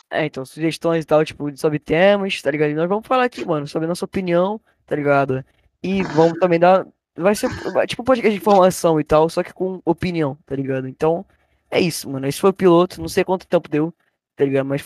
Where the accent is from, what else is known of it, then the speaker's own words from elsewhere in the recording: Rio de Janeiro, Brazil; a gente é do Rio, né? Tá o sotaque bem é, complicado